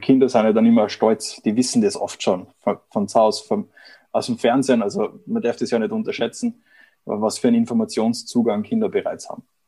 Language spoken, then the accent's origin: German; Vienna, Austria; moved away as an adult; also born or lived in Erlangen-Nürnberg, Germany; now in Germany; ich bin eigentlich Österreicher, bin vor einigen Jahren hier der Liebe wegen nach Deutschland gekommen, habe in Wien meine Zelte abgebrochen